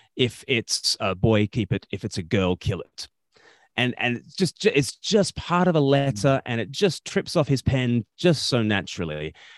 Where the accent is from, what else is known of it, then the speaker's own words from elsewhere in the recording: Australia; moved away; I grew up in Australia